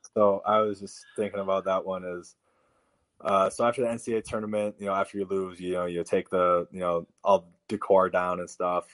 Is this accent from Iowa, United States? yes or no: yes; Iowa, United States; we lived in Iowa